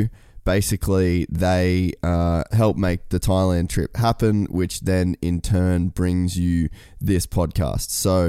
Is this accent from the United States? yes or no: no; Cairns, Queensland, Australia; I'm from Cairns originally, which is like North Queensland, which is known for being hot.